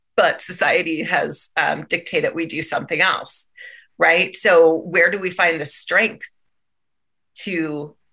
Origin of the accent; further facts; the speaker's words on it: Maryland, United States; moved away as an adult; also born or lived in San Diego; now in Colorado, United States; so I grew up in Maryland. I lived there for most of my life.